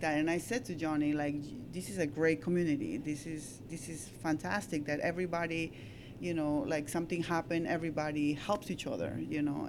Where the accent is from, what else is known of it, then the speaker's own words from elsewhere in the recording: Peru; also born or lived in Astoria, New York / Baldwin, New York; now in Long Beach, United States; I'm Peruvian. I came from Peru like so many years ago.